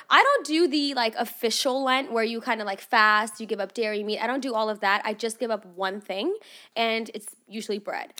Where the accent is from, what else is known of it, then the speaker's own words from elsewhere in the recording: Russia; also born or lived in Los Angeles area, California; now in United States; I grew up in Russia, and that was cold, so I know cold